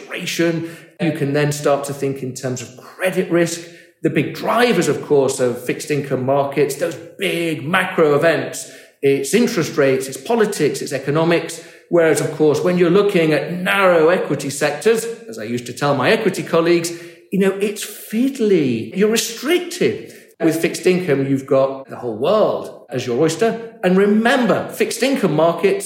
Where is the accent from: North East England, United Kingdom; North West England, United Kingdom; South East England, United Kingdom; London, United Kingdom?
North West England, United Kingdom; near Manchester; also born or lived in Munich, Germany; I grew up very close to Manchester. That's Manchester, England